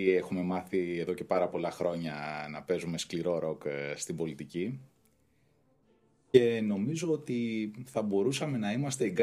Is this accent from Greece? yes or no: yes; Greece; μεγάλωσα στην Καποδιστρίου που ήταν η ετεροδημότες του Πασόκ ε, και εκεί πέρα ζήσαμε πολλές έτσι, ωραίες στιγμές.